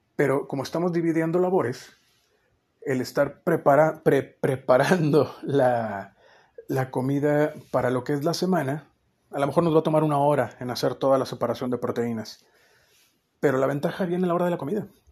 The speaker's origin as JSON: {"language": "Spanish", "region": "northern Mexico", "country": "Mexico", "said": "somos norteños"}